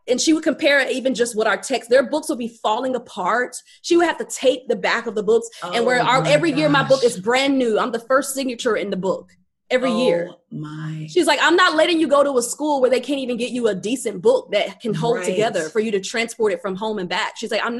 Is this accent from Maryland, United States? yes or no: no; North Carolina, United States; North Carolina.